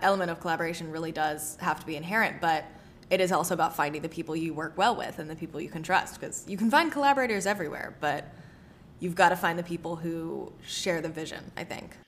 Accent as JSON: {"language": "English", "region": "the South", "country": "United States", "tie": "born or raised there", "also_born_or_lived": "New York", "said": "I grew up in the South"}